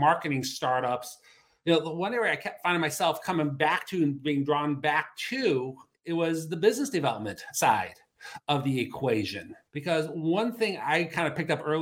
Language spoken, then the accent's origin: English; Cleveland, Ohio, United States; moved away as an adult; also born or lived in Denver; we came back here to Cleveland, which is my hometown